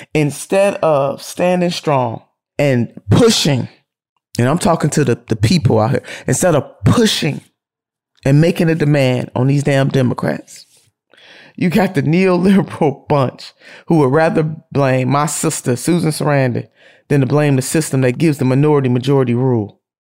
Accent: Ohio, United States; my home state of Ohio

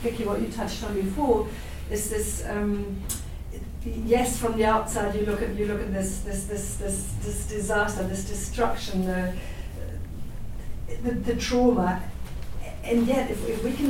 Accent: Germany; moved away as an adult; now in Christchurch, New Zealand; I'm originally from Germany, so I came here as an immigrant 16 years ago.

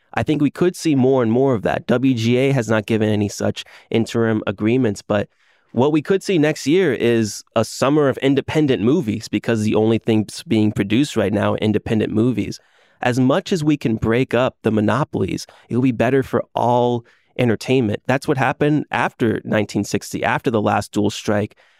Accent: Orlando, Florida, United States; I'm from Orlando, Florida.

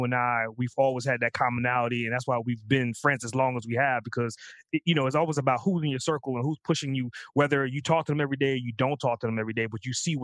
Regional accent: Trinidad & Tobago; my parents are from the islands as well. I'm from Trinidad

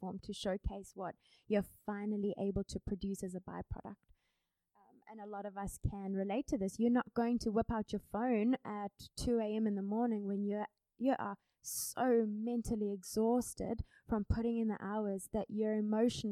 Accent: Cape Town, Western Cape, South Africa; also born or lived in United States; I'm from Cape Town, South Africa

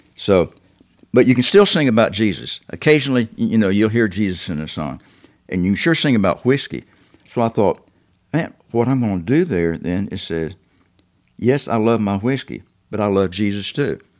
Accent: the South, United States; being a Southerner

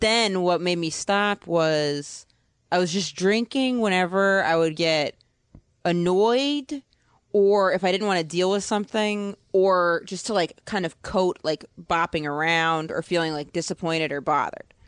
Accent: Maine, United States; moved away as an adult; also born or lived in Boston; I'm from Maine, but then I went to college in Boston.

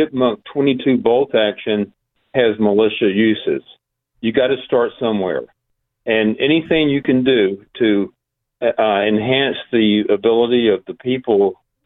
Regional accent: United States; I'm an American

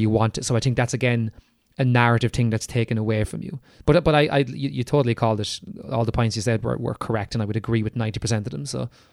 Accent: Ireland; we're Irish

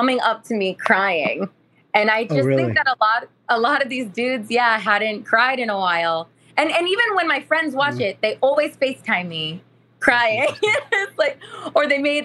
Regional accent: Modesto, California, United States; I'm from Modesto, California

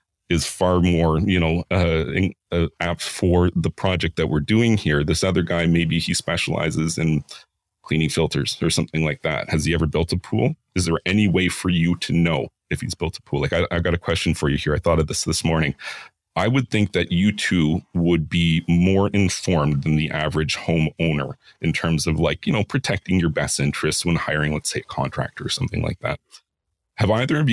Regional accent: Ontario, Canada; also born or lived in Vancouver / Whistler; I spent 15 years in Vancouver and Whistler. And then I'm from Ontario, and I've spent quite a bit of time working on pools here

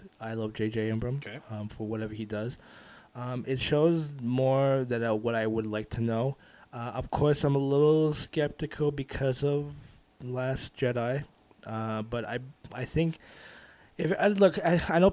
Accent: Philippines; I'm a Filipino

